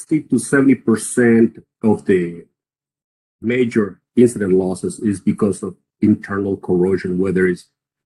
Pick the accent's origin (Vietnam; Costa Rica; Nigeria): Costa Rica; moved away as an adult; also born or lived in Texas; now in United States; I started in Costa Rica. I'm from Costa Rica